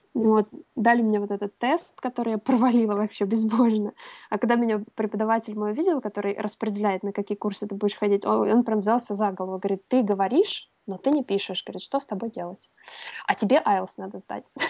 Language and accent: Russian; Smolensk, Smolensk Oblast, Russia; moved away as an adult; also born or lived in England; в высший университет я поступала в моем родном городе Смоленске